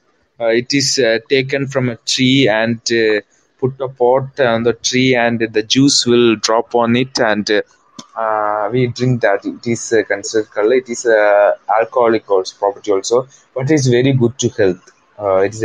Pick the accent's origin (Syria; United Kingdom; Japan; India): India; I am from India